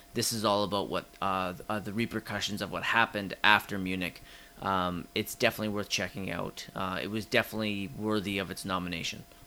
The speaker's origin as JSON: {"language": "English", "country": "Canada", "said": "we're too Canadian"}